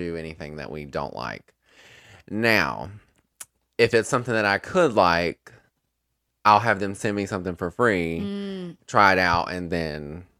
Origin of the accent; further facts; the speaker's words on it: North Carolina, United States; We're from North Carolina, honey.